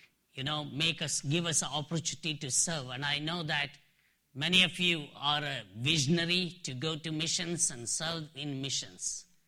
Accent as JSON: {"language": "English", "area": "Dharwad", "region": "Karnataka", "country": "India", "tie": "born or raised there", "also_born_or_lived": "Nagaland, India", "moved": "as an adult", "said": "I'm from India, in South India, a place called Dharwar. It's a city education center, but I'm from one of the districts from Bangalore, Karnataka. Even though I'm born and brought up in my hometown"}